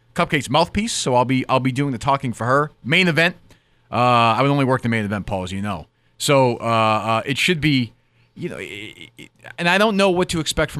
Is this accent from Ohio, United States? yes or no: no; Boston, Massachusetts, United States; I'm from Boston. I came down here